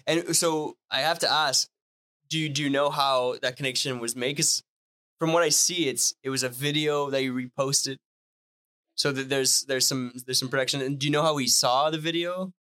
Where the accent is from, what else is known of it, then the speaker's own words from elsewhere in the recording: Northern Ontario, Canada; first language French; English is a second language; I'm from Northern Ontario